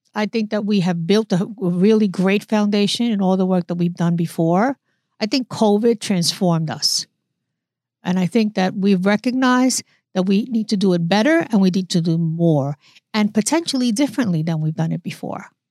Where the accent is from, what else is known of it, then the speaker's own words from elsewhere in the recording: New York City, New York, United States; moved away as an adult; also born or lived in Newark, New Jersey; I was, uh, born and raised in the Bronx. I'm a New Yorker